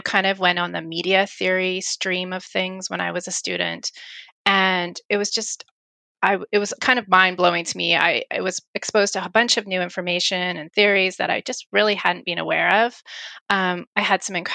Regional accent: Saskatchewan, Canada; now in British Columbia, Canada; I grew up in Saskatchewan

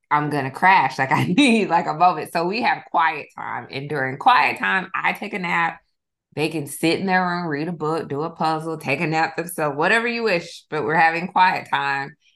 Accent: the South, United States; maybe it's because like I grew up in the South, but growing up, I would often hear specifically like Black families think of a doula

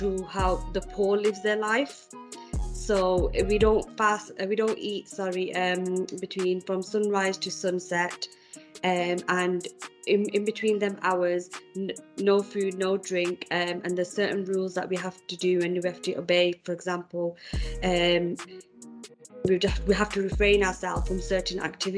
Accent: Manchester, North West England, United Kingdom; now in Birmingham, United Kingdom; I'm originally from Manchester, moved to Birmingham

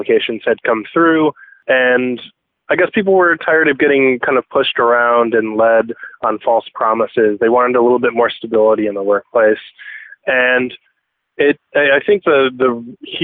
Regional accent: Chicago, Illinois, United States; I'm from Chicago, Illinois

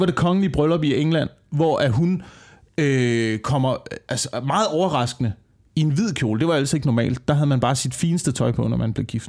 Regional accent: West Jutland, Central Denmark Region, Denmark; ude på Vestjylland, ikke? Ja. der hvor jeg kommer fra.

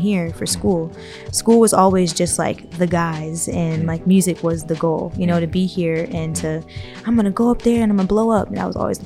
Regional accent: Canton, Ohio, United States; now in Brooklyn, United States; growing up in Canton, I watched everything, you know, that I knew and that I loved about my city change

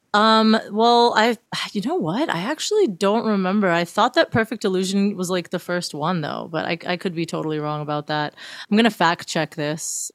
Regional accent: Miami, Florida, United States; moved away; I'm originally from Miami. Um, that's where I was living at the time

